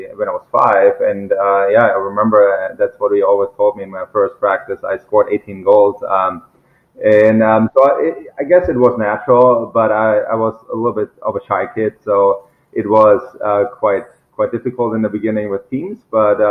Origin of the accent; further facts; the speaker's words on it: Germany; moved away; also born or lived in Mainz; I'm from Germany.